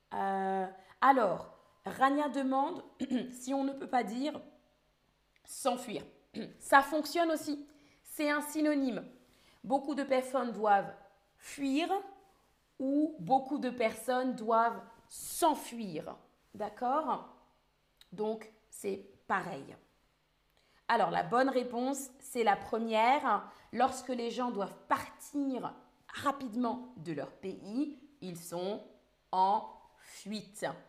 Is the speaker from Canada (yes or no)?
no; France; je suis française